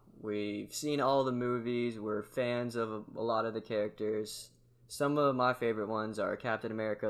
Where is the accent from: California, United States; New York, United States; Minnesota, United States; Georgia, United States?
Georgia, United States; I'm from Georgia.